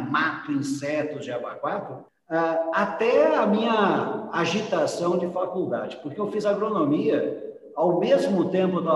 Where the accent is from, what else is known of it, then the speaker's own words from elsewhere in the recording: Rolante, Rio Grande do Sul, Brazil; moved away as an adult; also born or lived in Mexico / Central America; eu nasci numa pequena cidade chamada Rolante, que está mais ou menos 80 quilômetros de Porto Alegre.